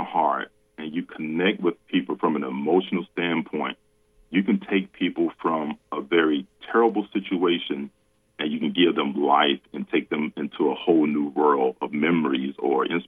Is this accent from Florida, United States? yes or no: yes; Central Florida, United States; we grew up in Central Florida